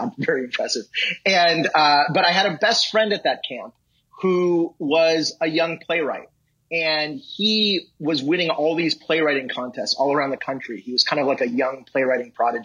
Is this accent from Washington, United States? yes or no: no; Los Angeles, California, United States; I grew up in Los Angeles